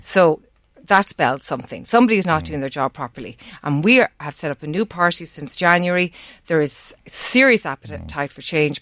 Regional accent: Navan, Leinster, Ireland; Navan's my, my hometown. I've lived here most of my life.

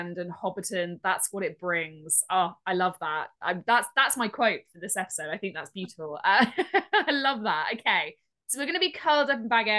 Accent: Dorset, South West England, United Kingdom; I grew up in Dorset

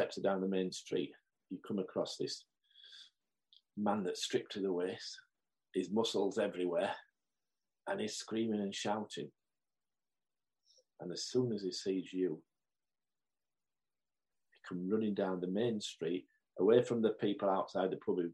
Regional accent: Marsden, Yorkshire and the Humber, United Kingdom; a young lad growing up in Marsden, on the hills of Marsden

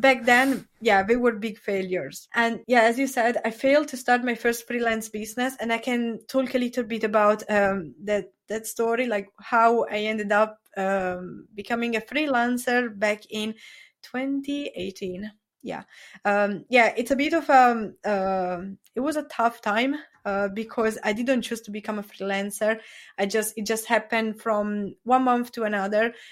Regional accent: Italy; English is a second language; now in Brighton, United Kingdom; I am originally from Italy

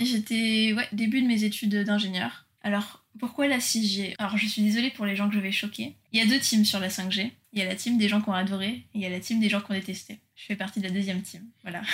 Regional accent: France; moved away; also born or lived in São Paulo, Brazil / Japan; nous, en tant que Français

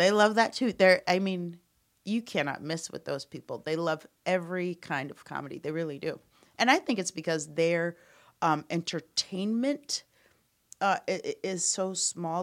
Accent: Omaha, Nebraska, United States; moved away as an adult; also born or lived in Chicago / Amsterdam / Denver / Los Angeles; I grew up in Omaha, then I moved to Chicago to become an improviser

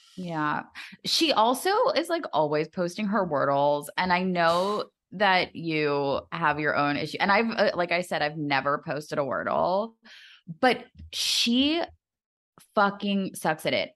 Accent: United States; I'm just too American

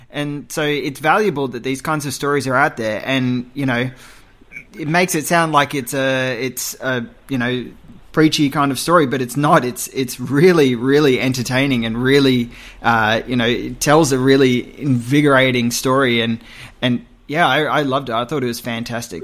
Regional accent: Australia; as an Australian film fan

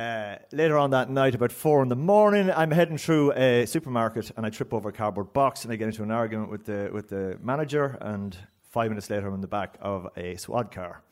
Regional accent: County Cavan, Ireland; I'm from Kinalekleck

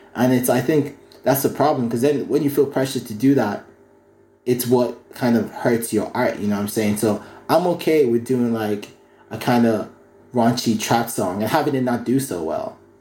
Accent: County Kildare, Ireland; Growing up in Kildare

